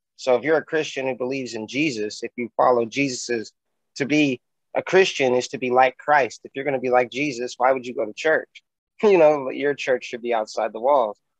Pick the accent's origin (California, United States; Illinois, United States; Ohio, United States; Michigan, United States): California, United States; Bakersfield; your favorite rapper's favorite cripple rapper from Bakersfield, California